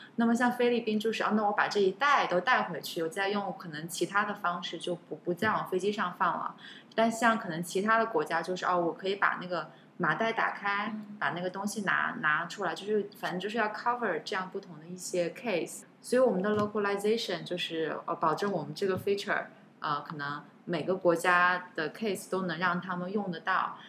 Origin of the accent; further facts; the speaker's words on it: China; also born or lived in United States; now in Singapore; 我是中国人